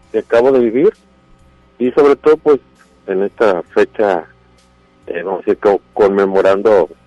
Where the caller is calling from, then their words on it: Monterrey, Nuevo León, Mexico; De, aquí, de Monterrey, Nuevo León, al poniente de la ciudad.